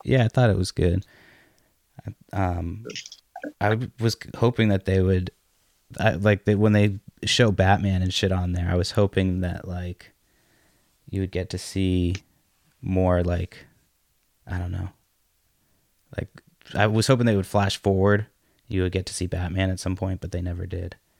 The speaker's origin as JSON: {"language": "English", "town": "Brockton", "region": "Massachusetts", "country": "United States", "said": "I'm from Brockton"}